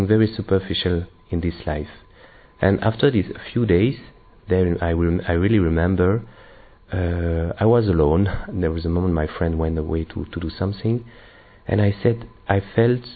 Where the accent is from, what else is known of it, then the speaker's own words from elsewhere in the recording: Belgium; I'm from Belgium